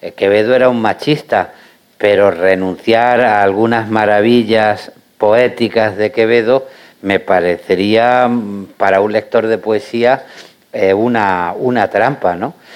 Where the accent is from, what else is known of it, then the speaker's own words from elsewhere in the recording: Granada, Andalusia, Spain; yo como granadino